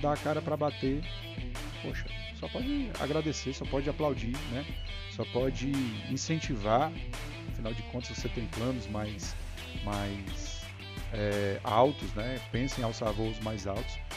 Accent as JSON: {"language": "Portuguese", "area": "Maciço de Baturité region", "region": "Ceará", "country": "Brazil", "said": "Somos um lugar pequeno, população pequena, região pobre"}